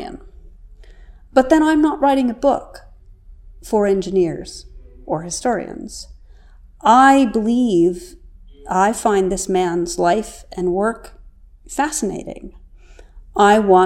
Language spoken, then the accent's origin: English; New York City, New York, United States; I grew up in New York City